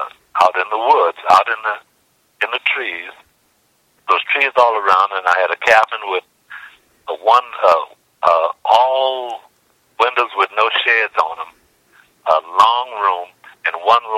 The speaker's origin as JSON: {"language": "English", "region": "the South", "country": "United States", "said": "he was just so very glad that I was from the South."}